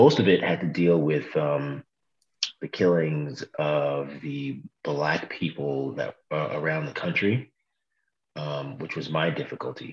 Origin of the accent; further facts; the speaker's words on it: New York City, New York, United States; also born or lived in Brooklyn, New York / Bed-Stuy, Brooklyn; I was born in Brooklyn, raised in Queens.